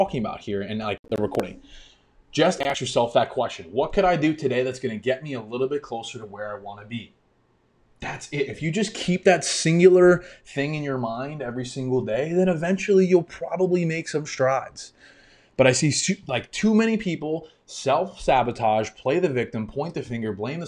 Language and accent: English; New York, United States; moved away as an adult; now in Florida, United States; I grew up in New York and I moved to Florida exactly almost a year ago now.